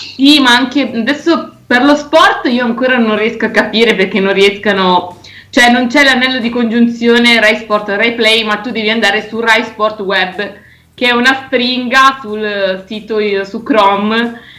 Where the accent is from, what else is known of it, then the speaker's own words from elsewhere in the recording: Biella, Piedmont, Italy; also born or lived in Vercelli; io ho fatto le scuole a Biella